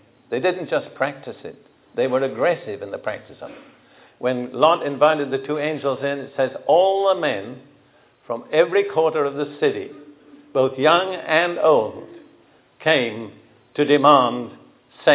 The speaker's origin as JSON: {"language": "English", "country": "United Kingdom", "tie": "born or raised there", "also_born_or_lived": "Israel", "moved": "as an adult", "lives_now": "United States", "said": "I grew up in Britain between the two world wars"}